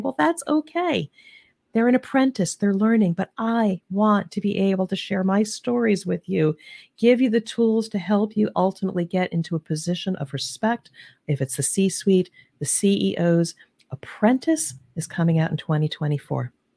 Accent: New Jersey/New York area, East Coast, United States; now in Cincinnati, United States; I'm originally from the East Coast, the New Jersey, New York area.

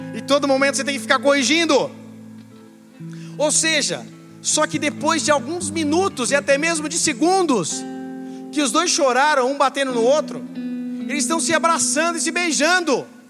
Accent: Brazil; como brasileiros

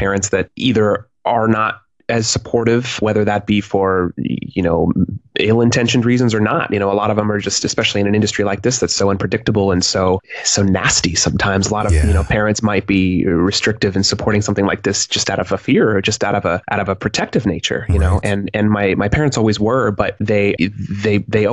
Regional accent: Reno, Nevada, United States; also born or lived in Westlake, California; I was born in Westlake, California, but I grew up the majority of my childhood up in Reno, Nevada.

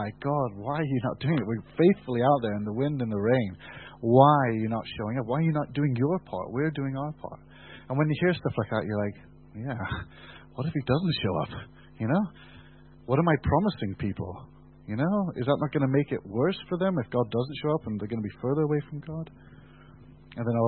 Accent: United Kingdom; We're British

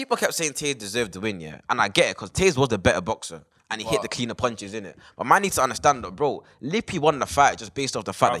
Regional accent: Ireland; Yeah, I'm from Ireland. Ireland is literally across the road, bro.

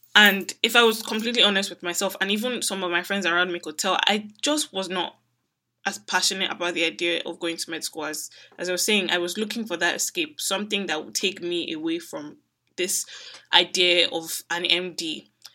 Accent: Nigeria; Growing up in Nigeria

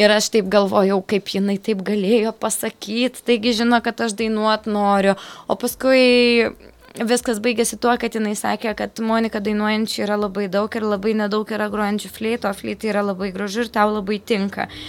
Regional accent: Jurbarkas, Tauragė County, Lithuania; also born or lived in Kaunas; dvasiškai esu iš Jurbarko, fiziškai esu iš Kauna

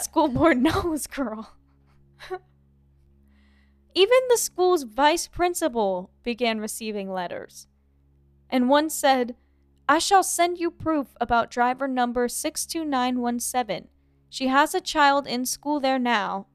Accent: Ohio, United States; moved away; I'm from Ohio

